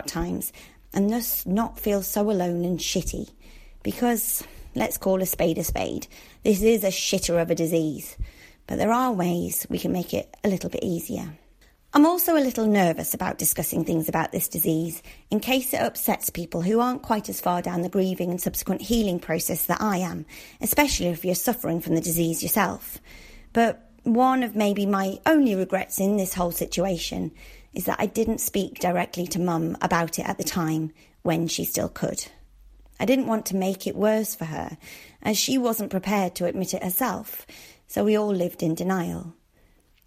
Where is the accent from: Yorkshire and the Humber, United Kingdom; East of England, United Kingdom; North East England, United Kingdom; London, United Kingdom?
North East England, United Kingdom; Darlington; my hometown of Darlington